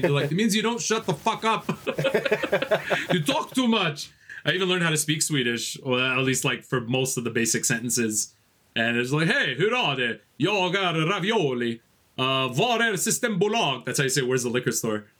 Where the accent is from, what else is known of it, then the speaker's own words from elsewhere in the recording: Canada; we're Canadian